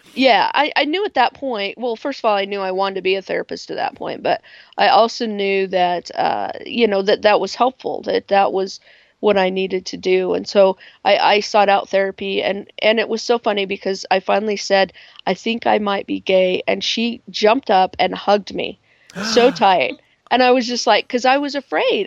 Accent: Pingree, Idaho, United States; also born or lived in Pocatello, Idaho; we moved to a very very small uh, farming community called Pingree, uh, when I was uh, two years old on my second birthday

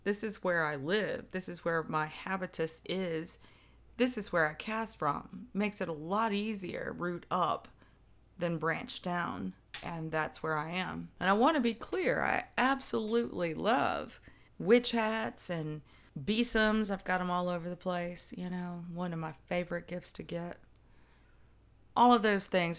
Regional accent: the South, United States; I'm Southern

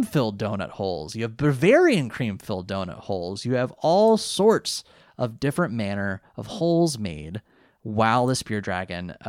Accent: California, United States; I grew up in California

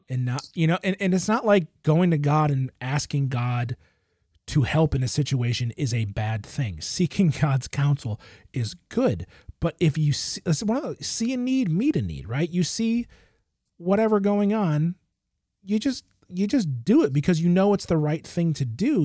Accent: Michigan, United States; I grew up in Michigan

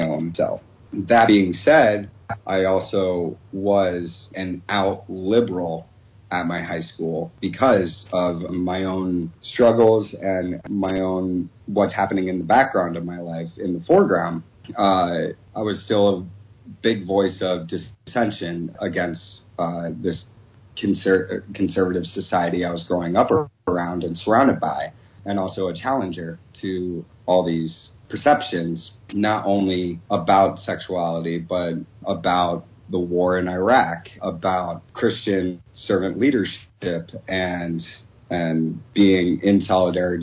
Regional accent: Southern Ohio, United States; I grew up in Southern Ohio in a very conservative area and a very conservative school

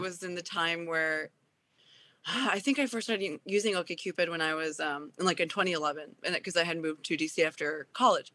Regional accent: Japan; moved away; also born or lived in Washington, D.C.; I grew up in Japan

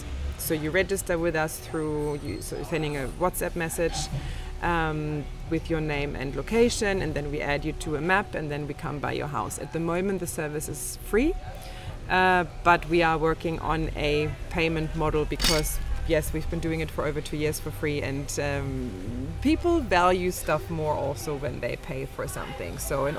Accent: Berlin, Germany; English is a second language; also born or lived in Australia; now in Tulum, Mexico; Okay, I am originally from Berlin and have also lived probably abroad outside of Berlin for over 20 years. And you might be able to detect from my accent here or there that I spent a long time in Australia, 16 years

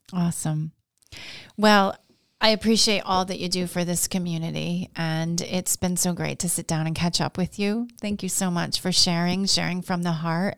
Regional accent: Glens Falls, New York, United States; grown up here, I've seen kind of the the ebb and the flow of the Glens Falls region.

